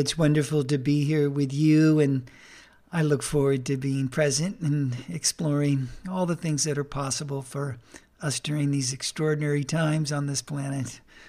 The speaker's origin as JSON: {"language": "English", "region": "California", "country": "United States", "tie": "born or raised there", "said": "fulfill the American dream that was put forth during my early childhood years as I grew up in Southern California."}